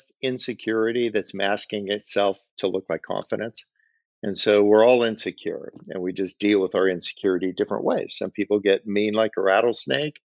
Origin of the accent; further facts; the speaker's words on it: Bay Area, California, United States; Growing up in the Bay Area, my grandfather was a fireman on the San Francisco Bay